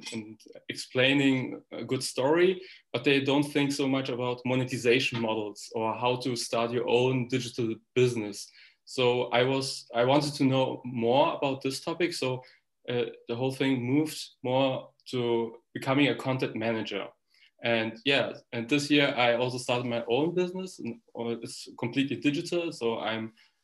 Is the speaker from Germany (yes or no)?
yes; Germany; I'm born and raised in Germany